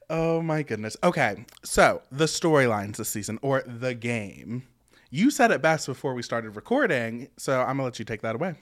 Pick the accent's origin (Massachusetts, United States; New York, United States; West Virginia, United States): West Virginia, United States; moved away; I'm from West Virginia. As y'all know, very super rural, one stoplight county, very that. And, you know, it is very traditional